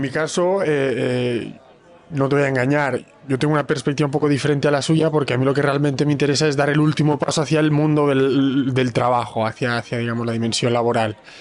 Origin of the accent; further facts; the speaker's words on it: Palma, Balearic Islands, Spain; also born or lived in Bologna, Italy; now in Barcelona, Spain; Nací en Palma de Mallorca